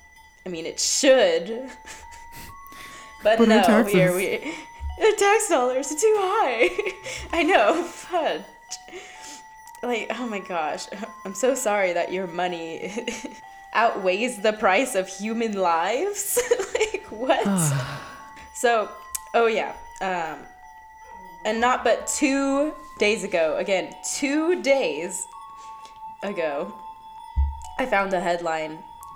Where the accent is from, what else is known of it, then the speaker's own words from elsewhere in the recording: San Jose, California, United States; growing up in San Jose